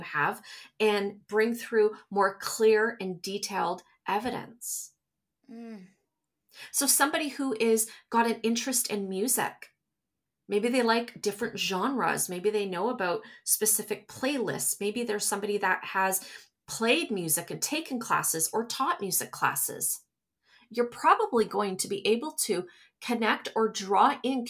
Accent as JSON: {"language": "English", "country": "Canada", "said": "I'm from Canada. So we're from Canada."}